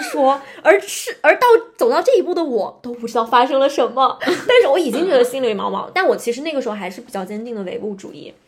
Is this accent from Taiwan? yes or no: no; Northeast China, China; moved away; 因为我老家东北的嘛